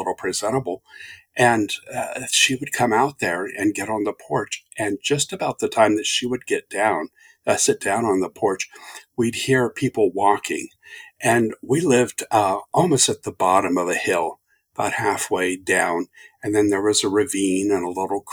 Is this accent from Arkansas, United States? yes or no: no; Southern Ohio, United States; now in Phoenix, United States; I'm from Southern Ohio originally